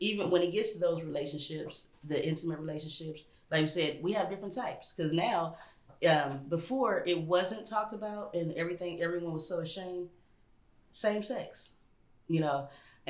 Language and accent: English; Los Angeles, California, United States; also born or lived in New York; we moved from New York to Los Angeles when I was 3.